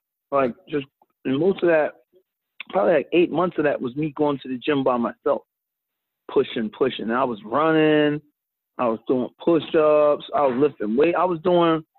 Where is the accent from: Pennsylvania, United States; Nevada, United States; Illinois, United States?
Pennsylvania, United States; Philadelphia; growing up in Philly